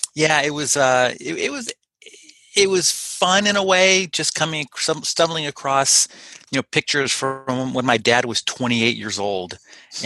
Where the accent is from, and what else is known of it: Pasadena, California, United States; born or raised there; now in Ferndale, United States